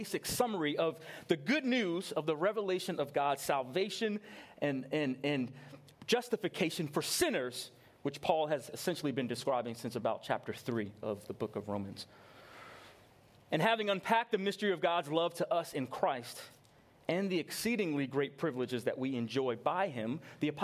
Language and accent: English; New York, United States; I grew up in New York